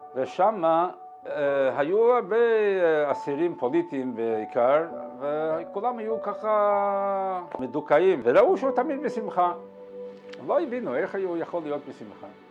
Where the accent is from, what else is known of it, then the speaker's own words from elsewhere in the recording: Montevideo, Uruguay; אני ממונטווידאו